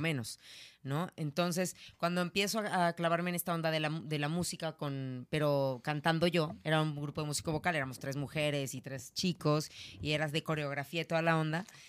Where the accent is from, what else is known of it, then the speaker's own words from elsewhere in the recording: Naucalpan, State of Mexico, Mexico; soy de Ciudad Satélite